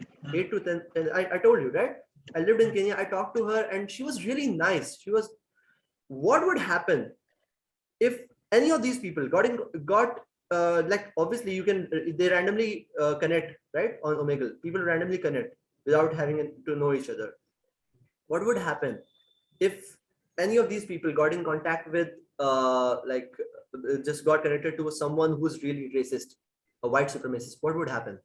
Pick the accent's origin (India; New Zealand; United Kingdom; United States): India; I'm from India